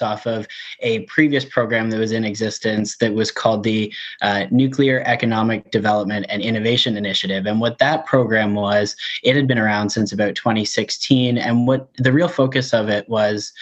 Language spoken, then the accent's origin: English; Chesley, Ontario, Canada; I grew up in Chesley, so right down the road from a launch pad there